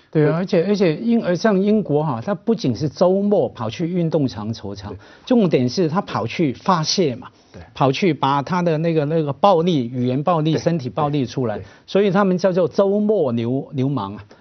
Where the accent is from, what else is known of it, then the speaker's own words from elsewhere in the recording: Hong Kong; 我们香港人非常陌生的